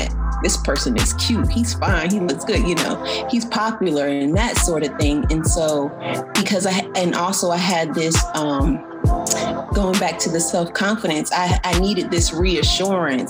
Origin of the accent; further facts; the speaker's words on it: New Jersey, United States; I grew up in New Jersey